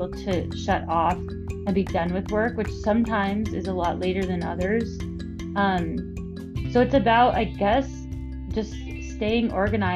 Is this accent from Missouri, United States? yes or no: no; Bay Area, California, United States; I am Greek-American. I grew up in the Bay Area